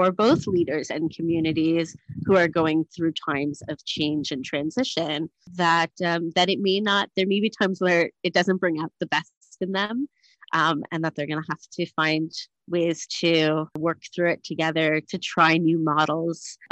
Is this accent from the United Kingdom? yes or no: no; Canada; moved away as an adult; also born or lived in United States / Thornhill; now in Cape Town, South Africa; I'm Canadian raised, educated in America at HUC and ordained there